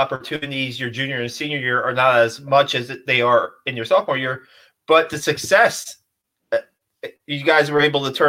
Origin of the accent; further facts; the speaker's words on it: Vernon, New Jersey, United States; I grew up in Vernon, New Jersey, about a half an hour away.